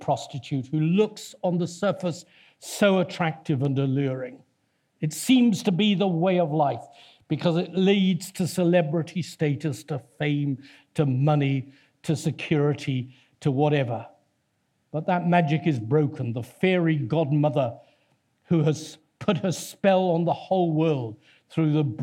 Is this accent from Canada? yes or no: no; Torquay, South West England, United Kingdom; My hometown is Torquay, that's built on seven hills as well.